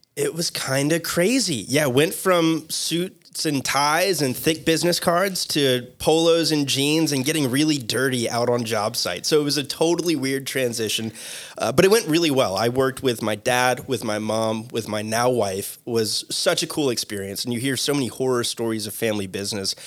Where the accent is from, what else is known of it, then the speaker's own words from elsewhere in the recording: Boca Raton, Florida, United States; also born or lived in Mississippi; born and raised in Boca Raton, Florida